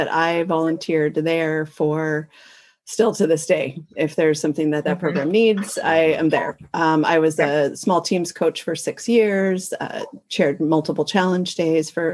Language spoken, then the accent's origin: English; La Conner, Washington, United States; I did grow up in Skagit County. I grew up in LeConnor, so I graduated as a Brave